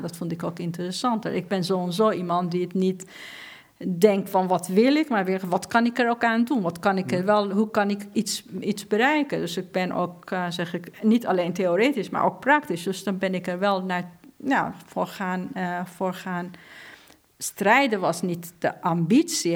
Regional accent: Iran; Dutch is a second language; now in Netherlands; in Iran, in een land waar ik ben geboren

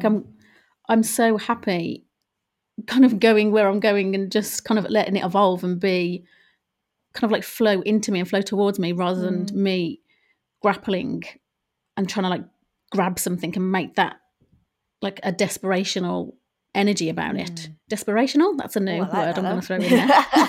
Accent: Ireland; now in England; it did come about at the at a time when I was moving from Ireland to England.

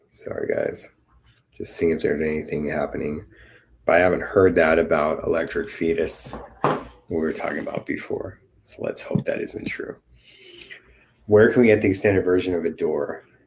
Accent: Los Angeles, California, United States; my hometown

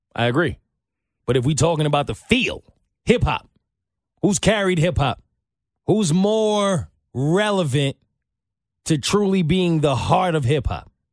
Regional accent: New York, United States; I'm from New York

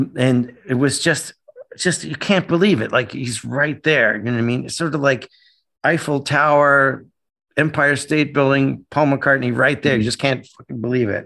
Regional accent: Canada; moved away; growing up in Canada, my dad worshipped the United States

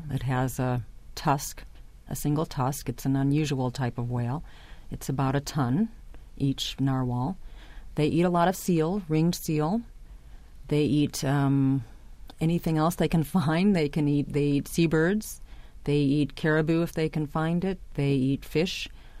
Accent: Chicago, Illinois, United States; and I grew up in Chicago, so yes, it was very cold, even in summer.

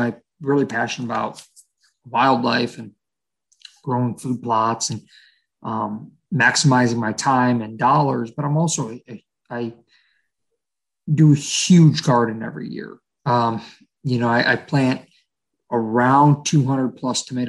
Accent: Ohio, United States; born and raised in Ohio. I've lived all over the state of Ohio, from northeastern Ohio to southeastern Ohio

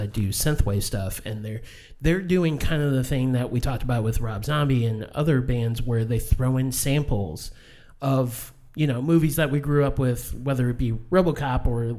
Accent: St. Louis, Missouri, United States; We're from St. Louis.

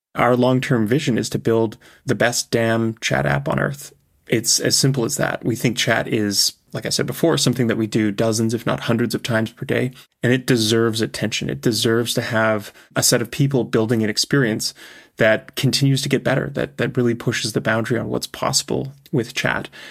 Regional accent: Canada; also born or lived in Europe / Asia; now in California, United States; I grew up in Canada, I've lived in Europe, I've lived in Asia, I now live in California

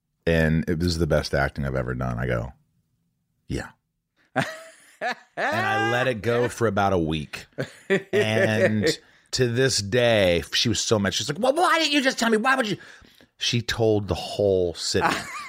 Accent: Indiana, United States; And I grew up in Indiana. Being a Jew, I mean, people thought it was hard, but it wasn't that bad.

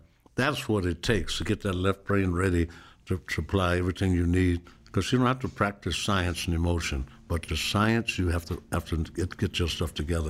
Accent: Seattle, Washington, United States; And I was from Seattle, you know, which is just the opposite. Garfield High School, that's Jimi Hendrix, Bruce Lee, we all in the same high school. We lived across the street from it.

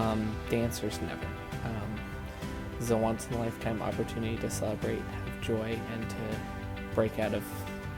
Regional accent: Spokane, Washington, United States; also born or lived in South Asia; I'm from Spokane, Washington. I have been a Mariners fan since 2001, the year I was born.

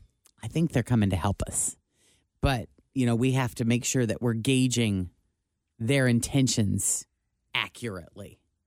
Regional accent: Illinois, United States; moved away; That's my home state.

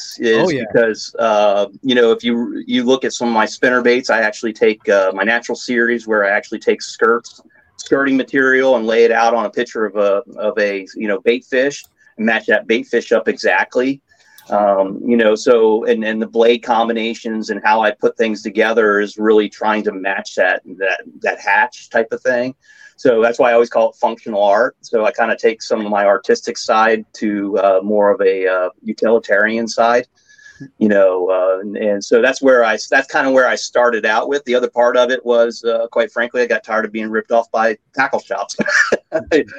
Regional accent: Northern Maryland, United States; also born or lived in Ohio; I grew up in Northern Maryland, right below York in Merrill Line

